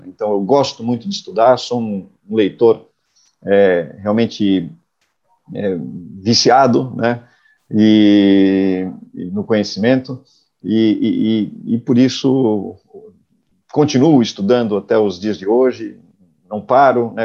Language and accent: Portuguese; Blumenau, Santa Catarina, Brazil; now in Florianópolis, Brazil; eu sou nascido em Blumenau, uma, uma cidade aqui na região do, do Vale de Itajaí, é, moro em Florianópolis já há algumas décadas